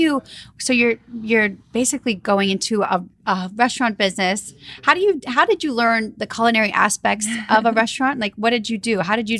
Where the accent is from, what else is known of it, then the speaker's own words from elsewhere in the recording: Louisiana, United States; moved away as an adult; I grew up in Louisiana, and even I moved here about 4 years ago.